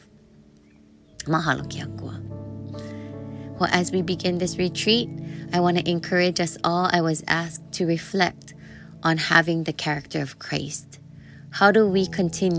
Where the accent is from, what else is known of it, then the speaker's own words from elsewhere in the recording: Kailua, Hawaii, United States; I'm from Ko'olau Poko, Kailua o Ahu in Hawaii. And it was the Ko'olau Mountains that raised me and the waters of Kailua that bathed and fed me.